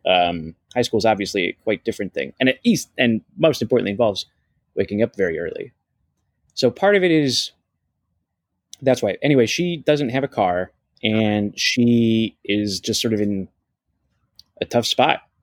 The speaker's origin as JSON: {"language": "English", "region": "Ohio", "country": "United States", "tie": "born or raised there", "moved": "yes", "said": "growing up in Ohio, you don't realize what's possible"}